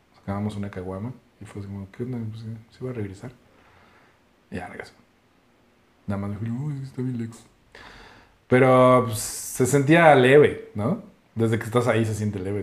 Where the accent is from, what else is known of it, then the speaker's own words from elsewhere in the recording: Mexico City, Mexico; nosotros somos de aquí, del DF y de la Ciudad de México